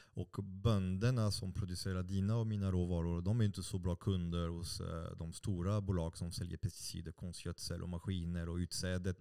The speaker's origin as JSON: {"language": "Swedish", "country": "France", "second_language": "Swedish", "moved": "yes", "lives_now": "Sweden", "said": "Jag, jag är fransman"}